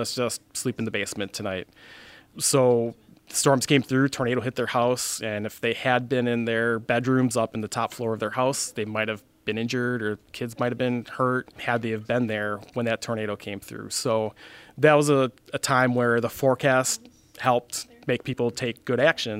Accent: Fond du Lac, Wisconsin, United States; I was in high school when the Oakfield tornado happened, the last F5 tornado that happened in Wisconsin.

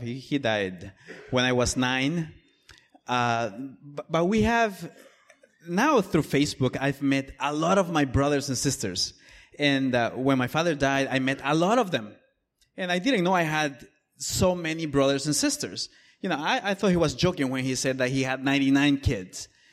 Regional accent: El Salvador; moved away; I am from El Salvador originally

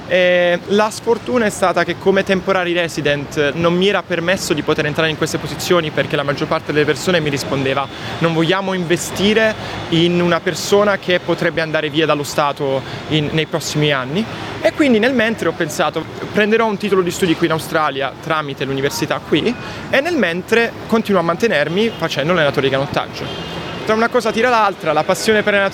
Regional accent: Bari, Apulia, Italy; also born or lived in Monopoli; Allora, io vengo da una piccola cittadina di, del sud, sud Italia, Monopoli. Sono nato lì, ho vissuto a Bari per i primi 14 anni della mia vita, ho iniziato a fare canottaggio quando avevo 12 anni.

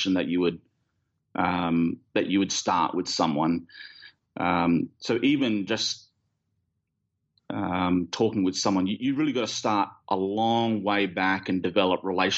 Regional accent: Australia; we're Australian

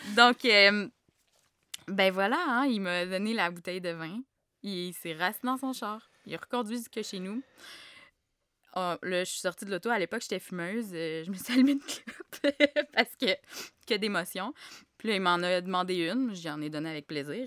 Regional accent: Gatineau, Quebec, Canada; moved away as an adult; also born or lived in Montreal; j'ai grandi à Gatineau

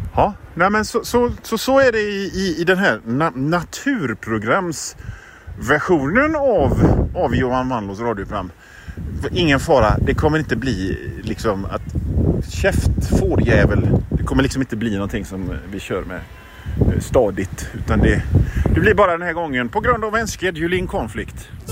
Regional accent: Sweden; som svensk

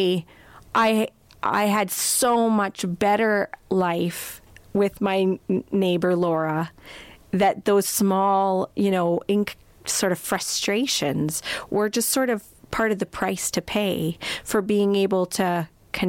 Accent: Crowsnest Pass, Alberta, Canada; moved away as an adult; now in Edmonton, Canada; We grew up in the Crow's Nest Pass together

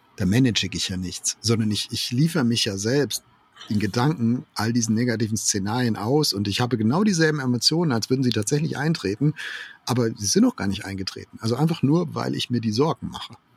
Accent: Germany; wir als Deutsche

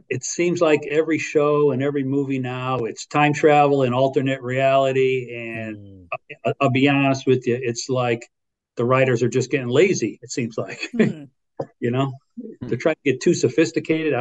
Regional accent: Connecticut, United States; I'm from Connecticut.

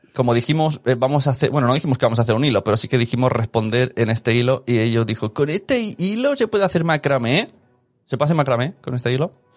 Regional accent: Barcelona, Catalonia, Spain; ¿de dónde eres? Y digo, de Barcelona

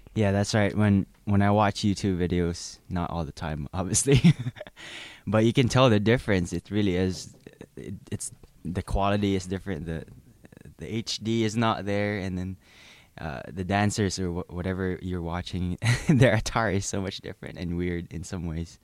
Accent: Philippines; moved away as an adult; now in United States; I'm not from the United States. I'm f, actually from the Philippines.

